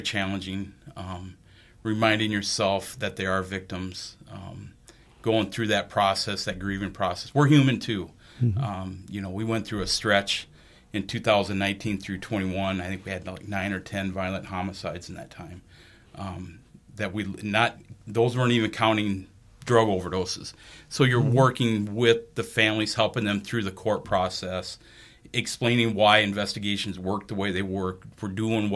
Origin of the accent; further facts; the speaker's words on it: Sioux City, Iowa, United States; moved away as an adult; also born or lived in Northeast Nebraska; now in Bemidji, United States; I grew up in Sioux City, Iowa